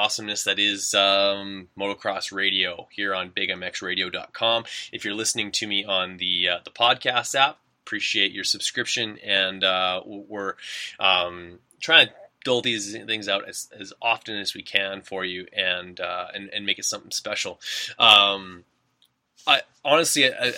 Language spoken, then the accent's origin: English; Winnipeg, Manitoba, Canada; I'm from Winnipeg, Manitoba, Canada